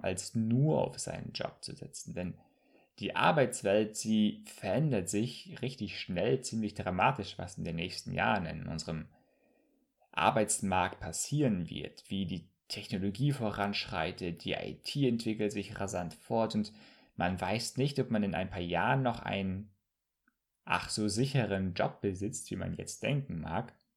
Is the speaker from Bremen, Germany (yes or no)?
yes; Bremerhaven, Bremen, Germany; moved away as an adult; also born or lived in southern Germany; now in Hamburg, Germany; ich komme ursprünglich aus Bremerhaven, habe dann für drei Jahre im Süden studiert und jetzt lebe ich im schönen Hamburg.